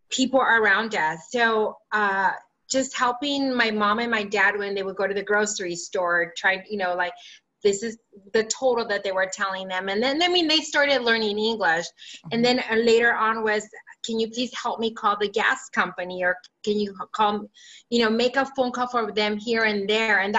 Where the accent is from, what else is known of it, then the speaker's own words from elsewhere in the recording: California, United States; English is a second language; i learned english as a second language in third and fourth grade and then i remembered um, I grew up in the San Gabriel Valley back when, um, if you're, if that's in Southern California.